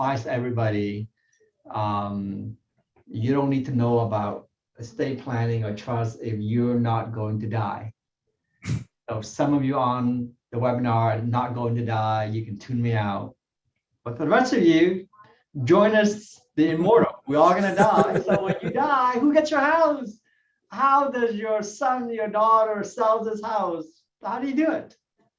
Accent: California, United States; Yeah, I grew up in Southern California. I came to the U.S. when I was about, 12 or 13 years old.

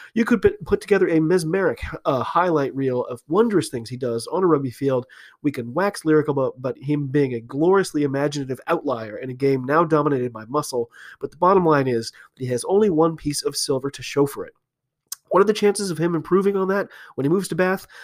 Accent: United States; I'm an American rugby fan

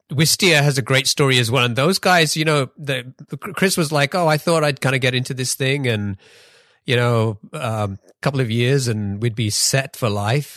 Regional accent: England, United Kingdom; moved away; I grew up in England

